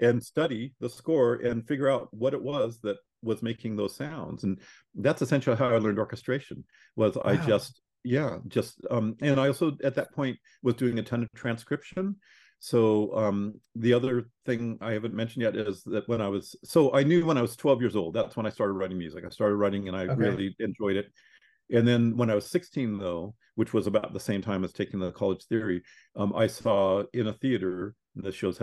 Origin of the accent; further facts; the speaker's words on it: Corvallis, Oregon, United States; I grew up in Corvallis, Oregon